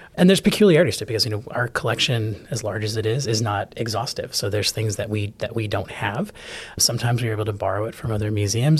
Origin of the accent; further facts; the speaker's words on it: Chicago, Illinois, United States; moved away as an adult; also born or lived in New England; now in Atlanta, United States; I'm a, a born New Englander and grew up mostly in Chicago